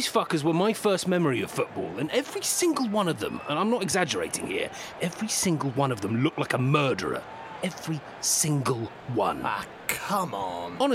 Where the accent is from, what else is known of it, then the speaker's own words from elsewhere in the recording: England, United Kingdom; I was growing up in England, and these lot were the biggest cunts you could imagine.